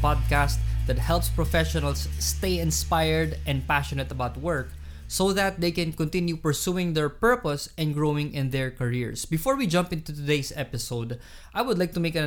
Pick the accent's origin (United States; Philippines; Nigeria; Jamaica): Philippines; Iloilo City, Western Visayas; moved away; I'm from Iloilo.